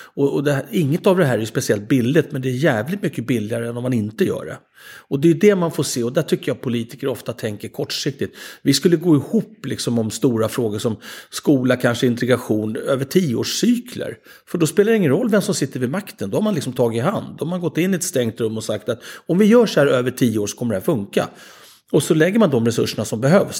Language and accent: Swedish; Sweden; som svenskar